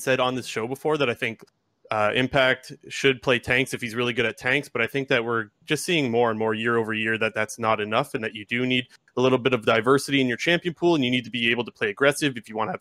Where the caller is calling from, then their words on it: Sarnia, Ontario, Canada; Calling from Sarnia, Ontario.